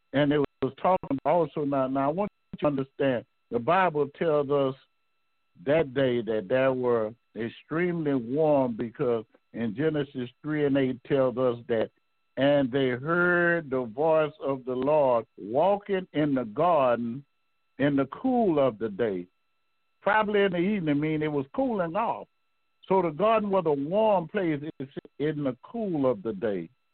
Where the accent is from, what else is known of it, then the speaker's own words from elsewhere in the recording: the South, United States; growing up in the South